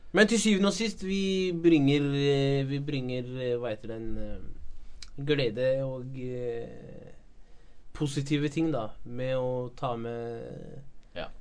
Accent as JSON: {"language": "Norwegian", "country": "Norway", "tie": "born or raised there", "said": "er født her i Norge"}